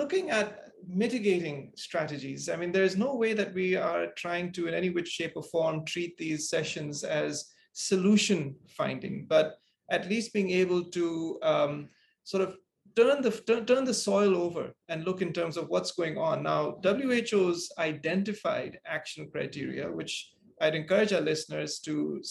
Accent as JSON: {"language": "English", "country": "Singapore", "tie": "born or raised there", "said": "growing up in Singapore"}